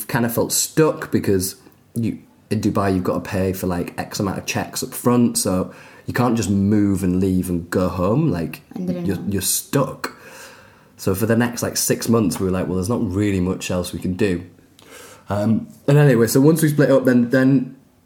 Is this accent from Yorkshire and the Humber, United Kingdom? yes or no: yes; Leeds, Yorkshire and the Humber, United Kingdom; I was growing up in Leeds in the 80s